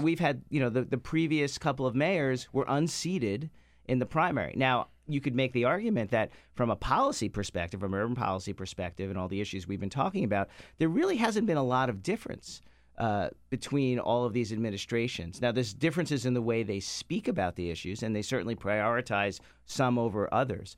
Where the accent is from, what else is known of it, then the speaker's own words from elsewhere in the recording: New York City, New York, United States; now in Washington, D.C., United States; my years growing up in Far Rockaway